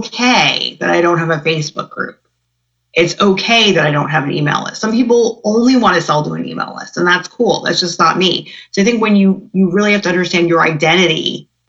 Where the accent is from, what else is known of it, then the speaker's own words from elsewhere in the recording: New Jersey, United States; I'm from New Jersey